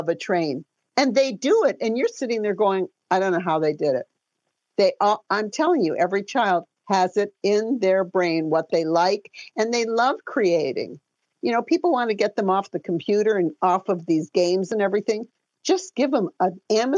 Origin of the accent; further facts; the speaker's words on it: Detroit, Michigan, United States; I'm from Detroit